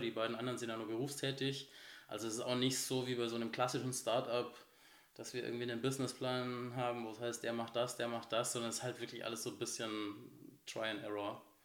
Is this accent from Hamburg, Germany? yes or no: no; Bavaria, Germany; also born or lived in Munich; now in Cologne, Germany; ich bin in Bayern aufgewachsen